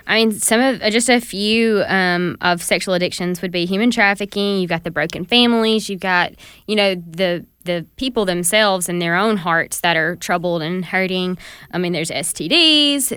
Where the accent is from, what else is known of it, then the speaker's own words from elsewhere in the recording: the South, United States; growing up in the South